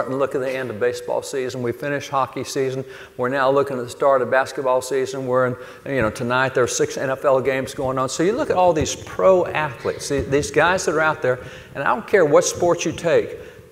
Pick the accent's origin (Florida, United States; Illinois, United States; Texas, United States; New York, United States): Texas, United States; I'm a cowboy from Texas